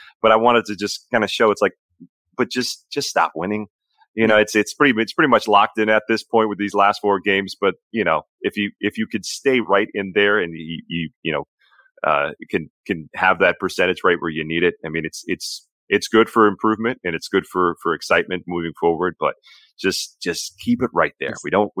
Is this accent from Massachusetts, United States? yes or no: yes; Brookline, Massachusetts, United States; moved away as an adult; also born or lived in Abilene, Texas / Lansing, Michigan; now in San Antonio, United States; I grew up in Brookline, Massachusetts, so it's not that far away from Springfield.